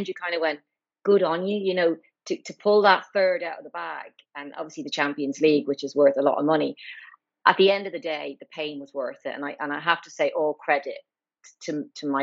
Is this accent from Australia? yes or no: no; Ireland; moved away as an adult; also born or lived in Newcastle upon Tyne; now in London, United Kingdom; I'm Irish, obviously.